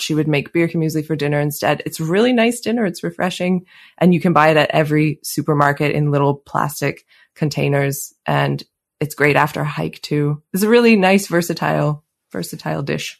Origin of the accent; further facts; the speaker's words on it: Calgary, Alberta, Canada; accent: Canadian; moved away as an adult; now in Switzerland; I grew up in Canada, in Calgary, uh, near the Rocky Mountains. And today I live near the Swiss Alps